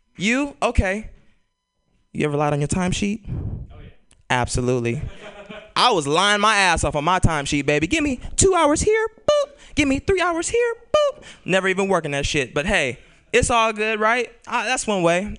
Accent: Bay Area, California, United States; I'm born and raised in California. I'm a Bay Area cat

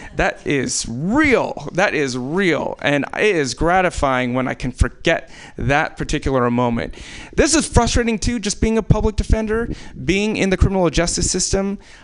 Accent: Anchorage, Alaska, United States; I was born in Alaska

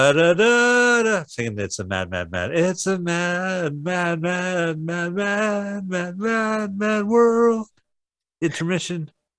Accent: United States; this is as an American

